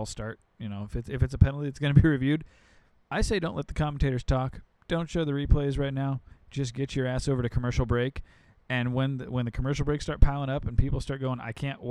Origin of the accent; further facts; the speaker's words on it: Chicago, Illinois, United States; I'm from Chicago.